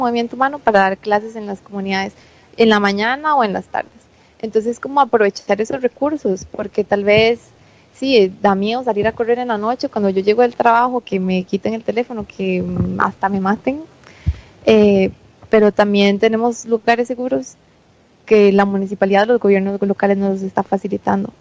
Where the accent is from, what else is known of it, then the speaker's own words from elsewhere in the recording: Costa Rica; nuestra alimentación tradicional como costarricenses